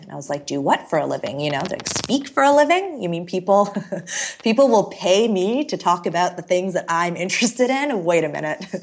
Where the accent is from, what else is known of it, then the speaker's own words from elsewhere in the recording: Canada; also born or lived in Toronto / Chicago; I moved to Chicago randomly as a Canadian